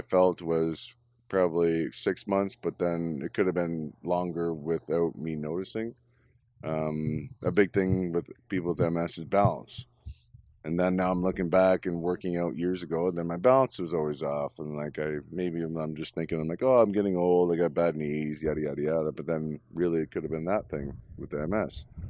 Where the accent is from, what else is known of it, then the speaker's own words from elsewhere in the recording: Orono, Ontario, Canada; I'm from Orono. Population Orono when I was a kid was 800 people